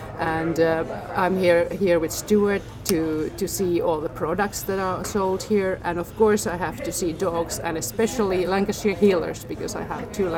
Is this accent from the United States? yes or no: no; Finland; I'm actually from Finland.